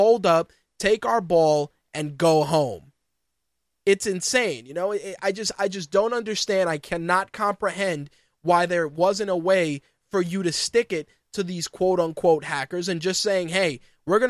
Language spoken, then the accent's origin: English; United States; as an American